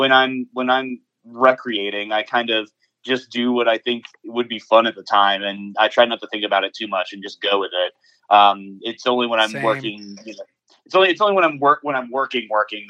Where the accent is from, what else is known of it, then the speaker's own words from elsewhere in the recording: Atlanta, Georgia, United States; I'm actually an Atlanta native. I was born in Northside Hospital